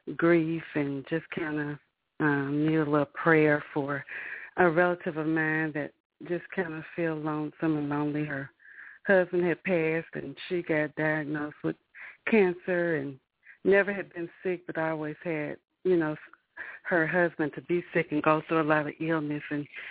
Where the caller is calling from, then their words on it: Alabama, United States; I'm calling from Alabama.